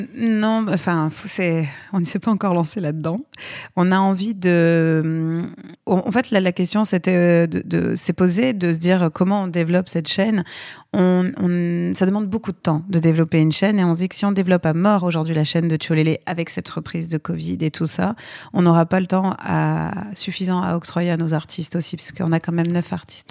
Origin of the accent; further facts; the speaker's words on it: Aix-en-Provence, Provence-Alpes-Côte d'Azur, France; moved away as an adult; now in Paris, France; je viens d'Aix-en-Provence petite ville du Sud euh, très charmante.